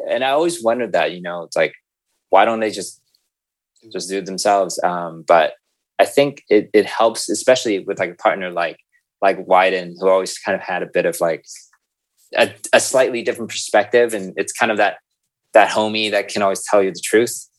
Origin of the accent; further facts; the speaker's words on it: San Francisco, California, United States; moved away as an adult; also born or lived in Hong Kong; now in Amsterdam, Netherlands; I'm originally from the Bay Area, San Francisco